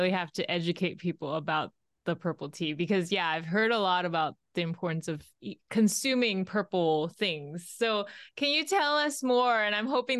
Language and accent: English; China; moved away; I grew up with that in China